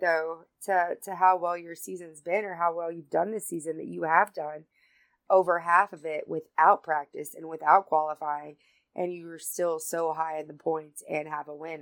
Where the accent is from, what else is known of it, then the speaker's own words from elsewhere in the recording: North Carolina, United States; I'm from North Carolina